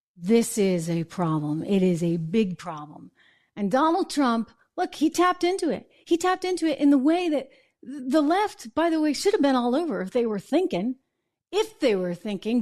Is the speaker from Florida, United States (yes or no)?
no; New Hampshire, United States; Grew up in my hometown, by the way, little small town in New Hampshire